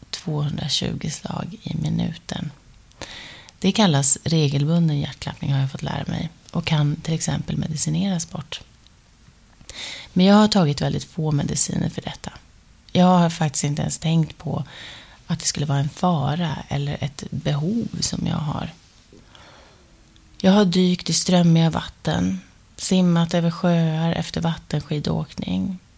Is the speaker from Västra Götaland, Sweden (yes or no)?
no; Luleå, Norrbotten County, Sweden; moved away as an adult; now in Stockholm, Sweden; Det var i alla fall efter gymnasiet och jag hade flyttat från Luleå till Stockholm och jag jobbade på den här stora dagstidningen och dansade om kvällarna.